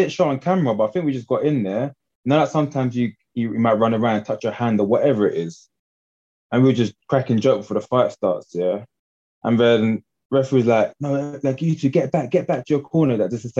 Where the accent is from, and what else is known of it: London, United Kingdom